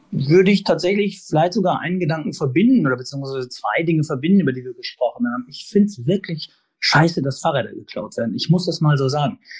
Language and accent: German; Sauerland, North Rhine-Westphalia, Germany; now in Hamburg, Germany; aus meiner Heimat, aus dem Sauerland